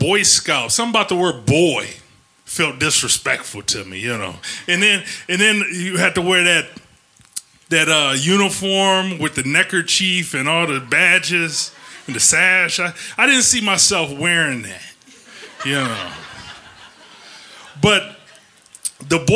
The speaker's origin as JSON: {"language": "English", "town": "Ecorse", "region": "Michigan", "country": "United States", "tie": "born or raised there", "also_born_or_lived": "Detroit, Michigan", "said": "when my mom left my dad, we moved from Detroit to a suburb called Ecorse"}